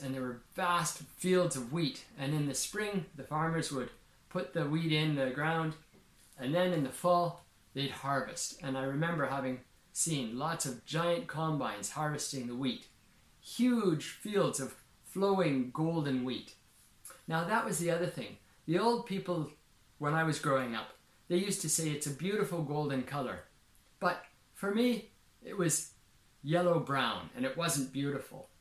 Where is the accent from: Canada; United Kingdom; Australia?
Canada; Saskatchewan; I grew up in Saskatchewan, in Canada